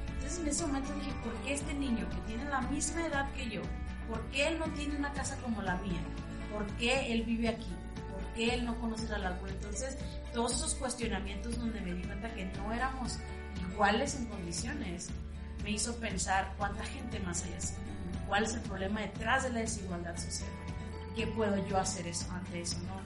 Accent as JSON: {"language": "Spanish", "town": "Ciudad Obregón", "region": "Sonora", "country": "Mexico", "tie": "born or raised there", "said": "soy originaria de Ciudad Obregón, Sonora"}